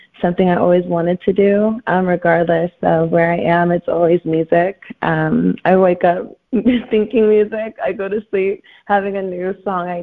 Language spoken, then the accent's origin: English; Houston, Texas, United States; also born or lived in California; now in Chicago, United States; I was born in California and raised in Houston, Texas. I am now in Chicago